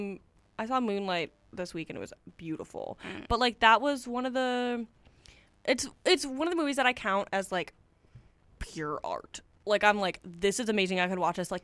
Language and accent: English; Buffalo, New York, United States; I'm from Buffalo, New York